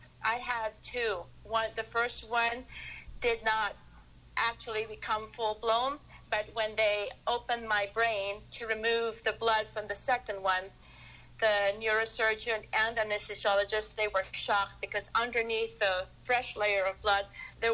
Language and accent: English; Philippines; moved away as an adult; now in United States; I was born and raised in the Philippines, and I came to the United States for my training